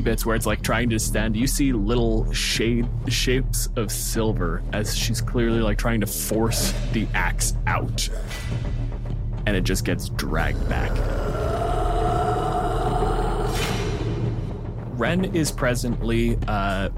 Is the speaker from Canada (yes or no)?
yes; Canada; I'm a physicist from Canada.